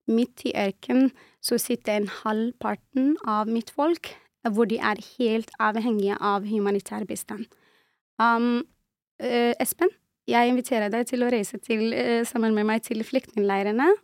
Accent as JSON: {"language": "Norwegian", "area": "refugee camp in southwest Algeria", "region": "Tindouf", "country": "Algeria", "tie": "born or raised there", "also_born_or_lived": "Western Sahara (family origin)", "second_language": "Norwegian", "moved": "yes", "lives_now": "Norway", "said": "jeg ble født og vokste opp i en flyktningleir i sørvest av Algerie."}